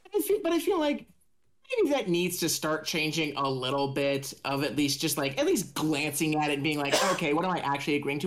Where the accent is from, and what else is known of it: Indiana, United States